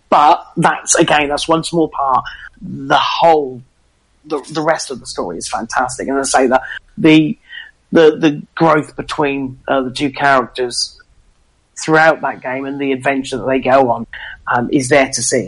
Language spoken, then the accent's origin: English; England, United Kingdom; being English